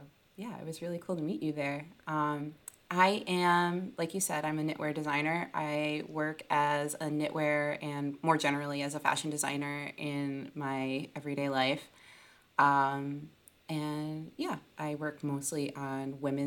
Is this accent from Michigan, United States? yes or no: yes; outside of Detroit, Michigan, United States; now in Brooklyn, United States; I'm from Michigan. I grew up outside of Detroit